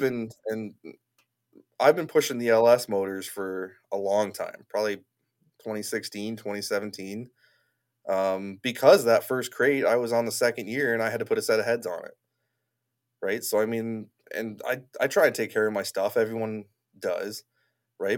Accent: Niagara Falls, Ontario, Canada; I grew up in Niagara Falls

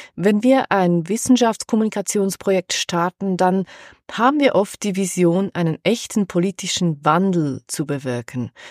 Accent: Switzerland; bei uns in der Schweiz

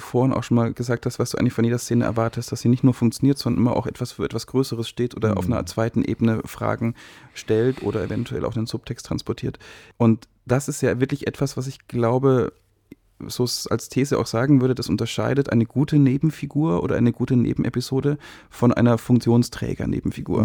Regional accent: Germany; wir uns als Deutsche

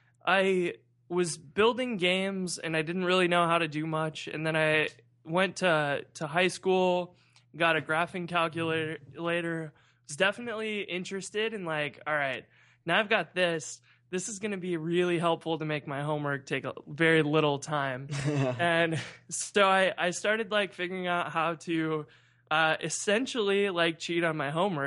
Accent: St. Louis, Missouri, United States; So I'm from St. Louis.

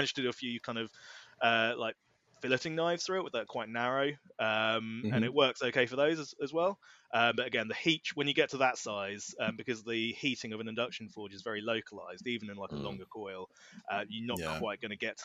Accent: Norfolk, East of England, United Kingdom; we're both from Norfolk. I'm in Norwich

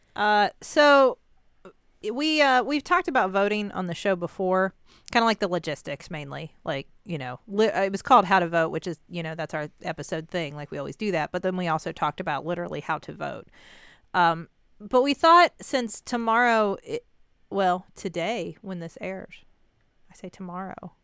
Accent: United States; I'm an American

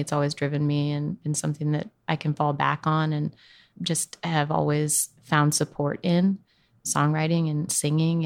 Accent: Northern California, United States; I grew up in California, in Northern California, kind of between Sacramento and Lake Tahoe.

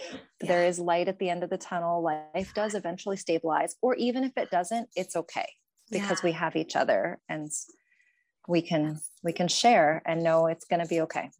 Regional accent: Pennsylvania, United States; moved away as an adult; now in Spokane, United States; I'm originally from Pennsylvania

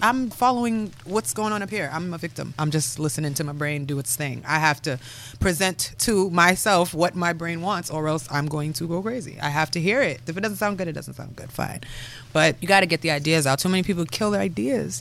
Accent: Milton, United States; moved away as an adult; also born or lived in Harrisburg, Pennsylvania; I grew up in Milton

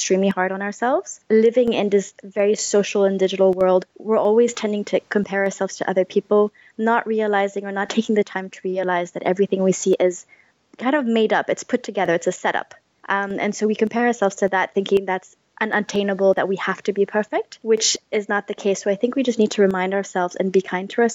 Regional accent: Philippines; moved away; also born or lived in Paris; I'm half Filipina, half French, born and raised in the Philippines

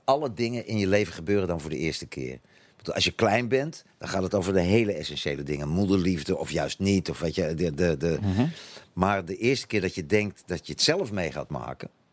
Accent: Netherlands; first language Dutch; moved away as an adult; also born or lived in Utrecht / Antwerp / South Africa; now in Belgium; als Nederlander

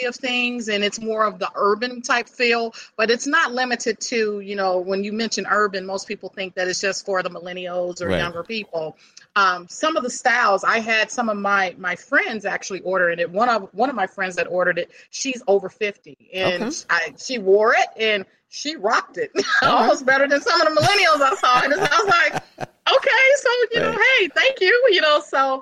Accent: Chicago, Illinois, United States; I grew up on the south side of Chicago

